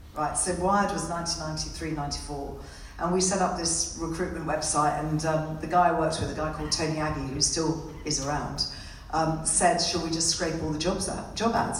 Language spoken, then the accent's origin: English; India; moved away; I was born and brought up in India.